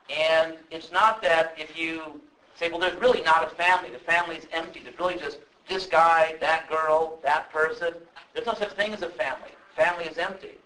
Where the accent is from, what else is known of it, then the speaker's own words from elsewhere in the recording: Southern California, United States; I'm actually from Southern California, and uh, a good part of my life I lived actually in a part of the city where there are a lot of movie people around